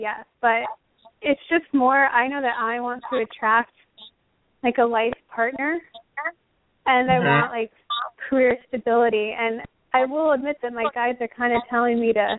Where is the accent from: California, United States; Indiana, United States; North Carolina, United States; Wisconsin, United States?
California, United States; moved away as an adult; now in Tennessee, United States; I grew up in California. I have a lot of, like, I have a network there.